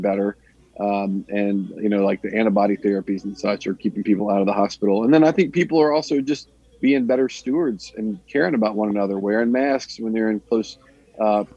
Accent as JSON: {"language": "English", "town": "Mobile", "region": "Alabama", "country": "United States", "tie": "born or raised there", "moved": "as an adult", "lives_now": "Middle Tennessee, United States", "said": "I grew up down in Mobile, Alabama, in a pretty rural community"}